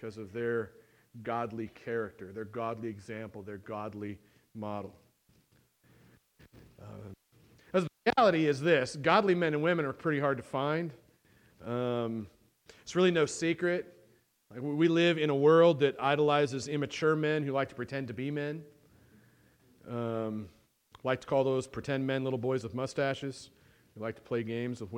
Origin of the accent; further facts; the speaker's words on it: United States; I'm American and I live in America and I've never been overseas yet